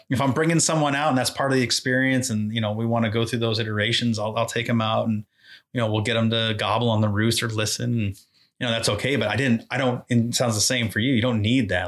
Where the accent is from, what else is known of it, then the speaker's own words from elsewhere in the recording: Exeter, New Hampshire, United States; I grew up in Exeter, New Hampshire